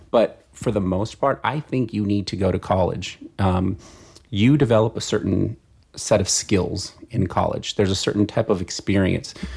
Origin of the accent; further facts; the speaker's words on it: San Fernando Valley, California, United States; San Fernando Valley.